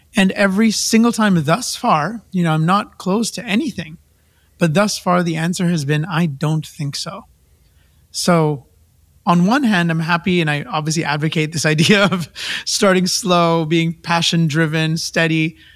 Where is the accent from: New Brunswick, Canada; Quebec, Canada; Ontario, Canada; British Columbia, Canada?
British Columbia, Canada; Vancouver; moved away; also born or lived in India; I was a kid from Vancouver